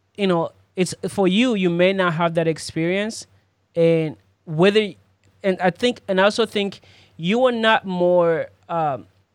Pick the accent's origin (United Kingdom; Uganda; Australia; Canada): Uganda; now in United States; I grew up in Uganda, but I grew up in the center of the city.